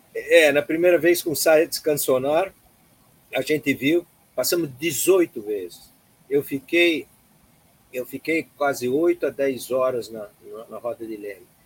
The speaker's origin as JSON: {"language": "Portuguese", "town": "Blumenau", "region": "Santa Catarina", "country": "Brazil", "tie": "born or raised there", "also_born_or_lived": "Florianópolis", "moved": "as an adult", "said": "cresci em Blumenau, depois fiz faculdade lá em economia em Florianópolis"}